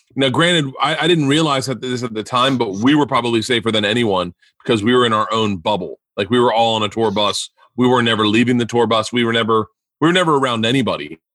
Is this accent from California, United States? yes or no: no; Florida, United States; growing up in Florida